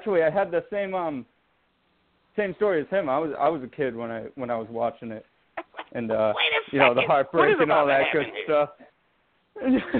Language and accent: English; Boston, Massachusetts, United States; from Boston